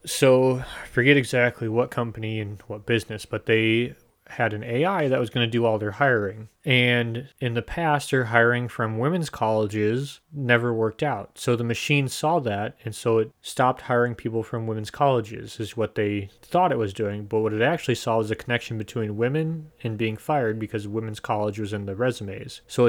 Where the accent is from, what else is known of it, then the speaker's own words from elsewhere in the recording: Midwest, United States; I'm from the Midwest.